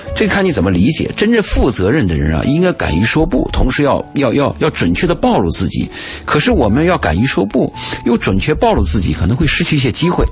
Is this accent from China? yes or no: yes; Gansu, China; moved away; 我在甘肃的时候